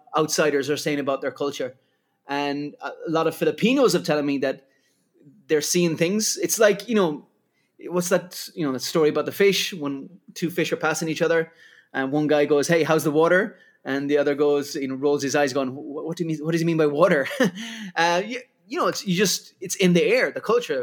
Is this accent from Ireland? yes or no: yes; Ireland; accent: Irish; moved away; Irish, as it can get from my accent